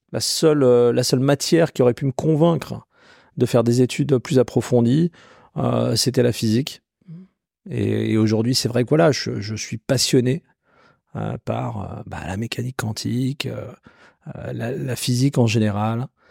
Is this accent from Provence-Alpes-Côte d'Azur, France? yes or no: no; Colmar, Grand Est, France; j'ai grandi en Alsace. Colmar